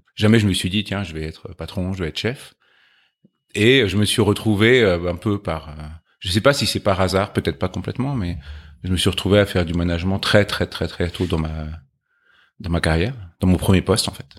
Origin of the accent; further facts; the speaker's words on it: Chatou, Île-de-France, France; Alors, moi, j'ai grandi en région parisienne.